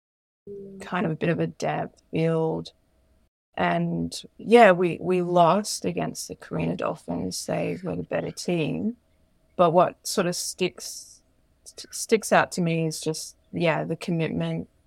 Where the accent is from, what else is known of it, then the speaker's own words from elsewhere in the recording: Queensland, Australia; I grew up in Queensland